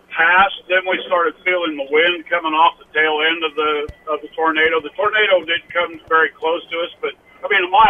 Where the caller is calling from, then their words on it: West Des Moines, Iowa, United States; I'm in West Des Moines right now, but I live down by Pella.